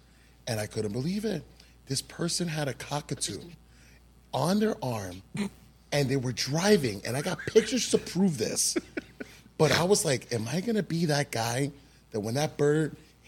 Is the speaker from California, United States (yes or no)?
no; New York, United States; now in Florida, United States; I'm originally from New York. You know, coming from New York to Florida